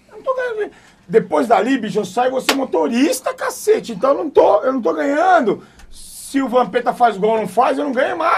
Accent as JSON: {"language": "Portuguese", "region": "Bahia", "country": "Brazil", "said": "eu sou eu baiano."}